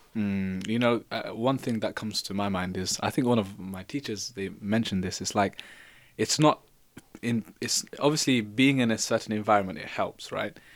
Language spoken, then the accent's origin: English; London, United Kingdom; from London